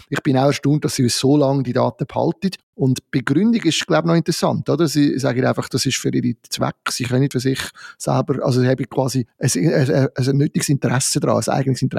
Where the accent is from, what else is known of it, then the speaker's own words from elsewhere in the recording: Switzerland; Das ist, ist ja als Schweizer ÖV-Nutzer nie so richtig klar.